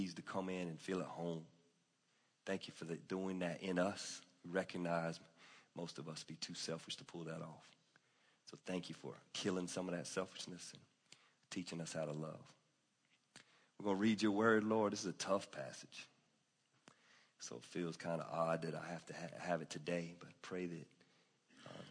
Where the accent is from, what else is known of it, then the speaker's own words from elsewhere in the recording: Anderson, South Carolina, United States; I'm from Anderson, South Cackalack